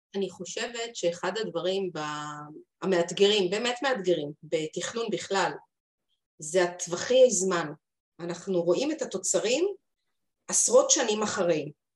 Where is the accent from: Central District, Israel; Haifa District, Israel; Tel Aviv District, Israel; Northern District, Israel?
Haifa District, Israel; Haifa; אני חיפאית